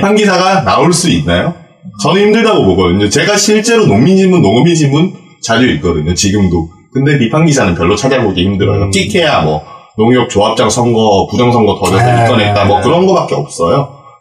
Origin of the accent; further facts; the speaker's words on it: Gyeongsang, South Korea; 저도 이제 경상도 출신이지만은